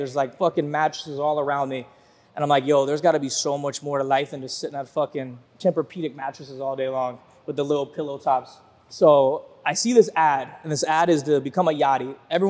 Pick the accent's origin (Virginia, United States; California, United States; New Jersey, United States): Virginia, United States; Virginia Beach; moved away as an adult; also born or lived in Fort Lauderdale; I'm from Virginia Beach, Virginia. I don't come from money.